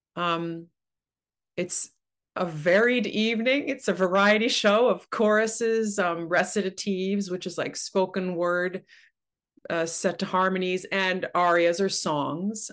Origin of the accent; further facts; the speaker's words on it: Oshawa, Ontario, Canada; also born or lived in Waterloo; now in Toronto, Canada; I grew up in Oshawa